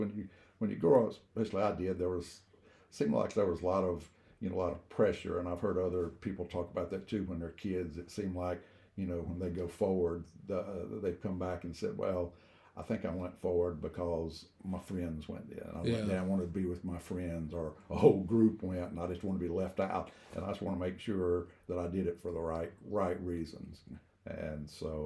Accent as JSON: {"language": "English", "town": "Rock Hill", "region": "South Carolina", "country": "United States", "tie": "born or raised there", "said": "born and raised in Rock Hill"}